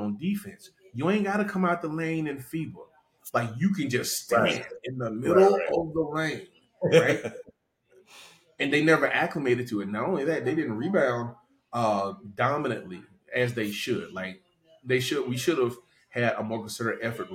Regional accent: North Carolina, United States; also born or lived in Louisiana; was born in Louisiana, right? Lived in North Carolina all of my life

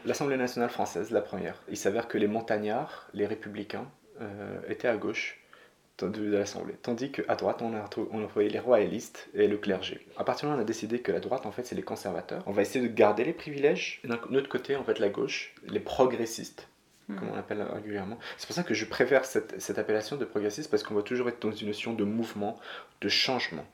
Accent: Morocco; moved away; J'ai grandi au Maroc

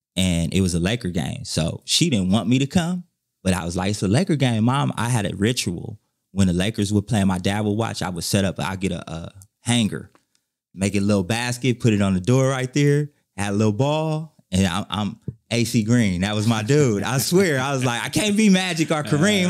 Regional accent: Inglewood, California, United States; I'm from Inglewood

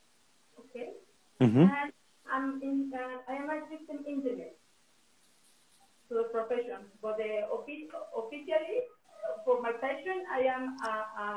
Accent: Mexico City, Mexico; English is a second language; also born or lived in Toluca; I'm from Mexico City

